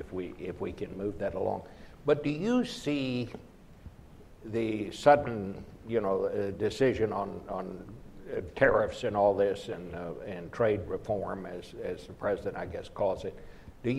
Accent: Texas, United States; moved away; my home state of Texas

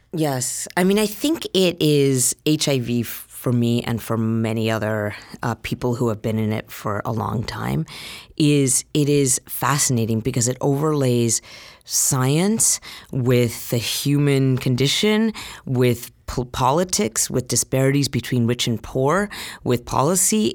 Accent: Utah, United States; moved away as an adult; now in San Francisco, United States; I grew up in Utah. I was born and raised there.

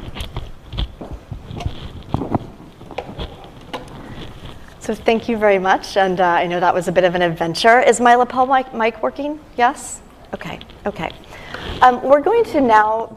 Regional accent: Oklahoma, United States; moved away; I'm from Oklahoma originally

